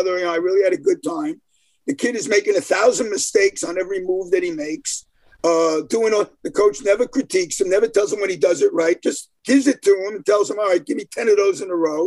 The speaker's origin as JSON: {"language": "English", "town": "New York City", "region": "New York", "country": "United States", "tie": "born or raised there", "said": "I'm a Brooklyn boy, born and raised in Brooklyn"}